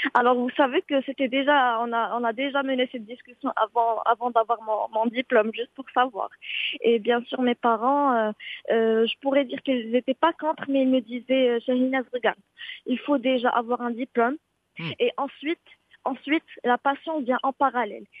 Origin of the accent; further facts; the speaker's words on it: Marrakesh, Marrakesh-Safi, Morocco; now in Casablanca, Morocco; ma ville natale, c'est Marrakech